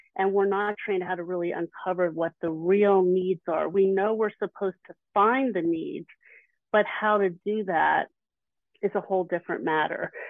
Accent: Philadelphia, Pennsylvania, United States; I'm from the Philly area

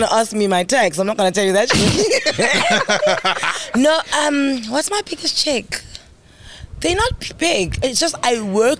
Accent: Mthatha, Eastern Cape, South Africa; I'm from Umtata.

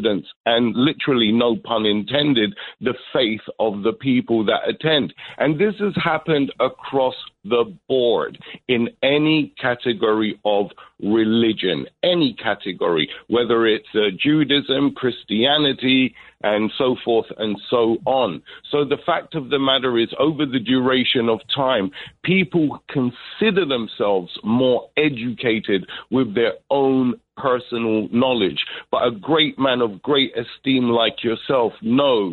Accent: London, United Kingdom; I'm from Brixton, London. I'm my parents are Jamaican

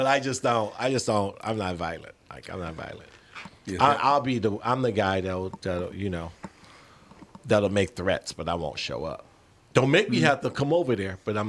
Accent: Chicago, Illinois, United States; I grew up South Side of Chicago. I'm suburban now, baby.

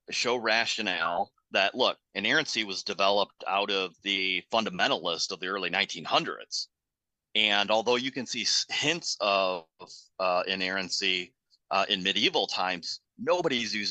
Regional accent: United States; as Americans

